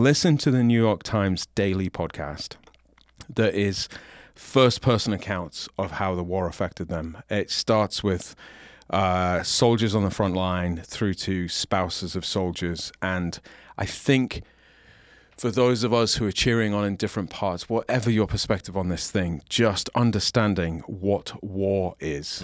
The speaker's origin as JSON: {"language": "English", "country": "United Kingdom", "moved": "yes", "lives_now": "United States", "said": "I disclaim my oath to the king"}